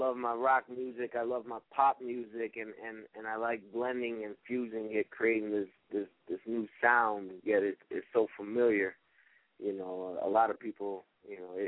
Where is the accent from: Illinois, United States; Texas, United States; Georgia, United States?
Illinois, United States; Chicago; I'm from Chicago. I'm half Brazilian, half Mexican